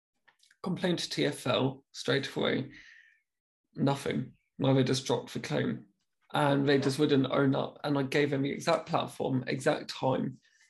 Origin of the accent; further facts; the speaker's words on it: United Kingdom; being very British, I was like, I'm so, so sorry.